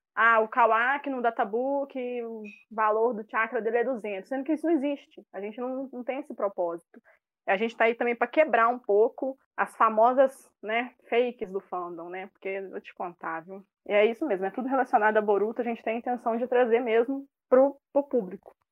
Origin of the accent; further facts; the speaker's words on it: Betim, Minas Gerais, Brazil; accent: Minas; Minas Gerais, especificamente Betim